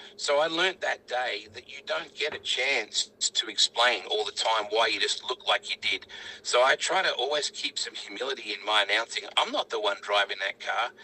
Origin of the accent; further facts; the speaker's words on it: Australia; We came all the way from Australia